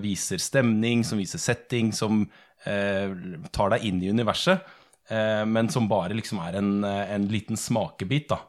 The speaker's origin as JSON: {"language": "Norwegian", "town": "Sandefjord", "region": "Vestfold", "country": "Norway", "said": "Jeg er fra Sandefjord"}